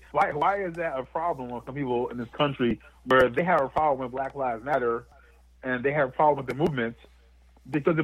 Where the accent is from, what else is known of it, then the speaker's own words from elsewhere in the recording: New Jersey, United States; I grew up and was raised in a town that was 99% white up here in New Jersey.